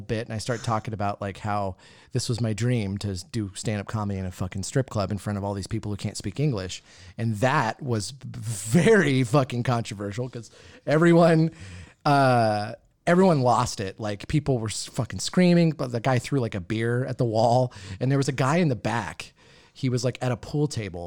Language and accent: English; Yakima, Washington, United States; I grew up in Yakima